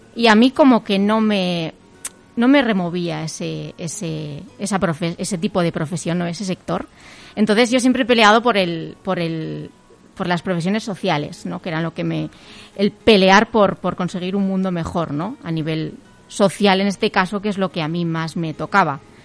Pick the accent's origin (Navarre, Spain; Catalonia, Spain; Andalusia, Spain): Navarre, Spain; a village near Pamplona; yo vivo en un pueblito de, de al lado de, Pamplona